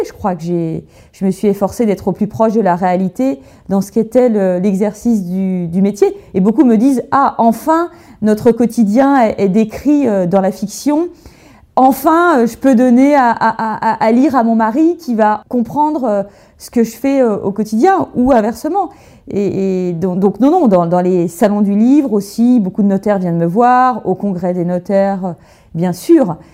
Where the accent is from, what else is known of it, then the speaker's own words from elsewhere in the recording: Burgundy, Bourgogne-Franche-Comté, France; j'ai grandi en Bourgogne, dans une ferme au milieu de la nature.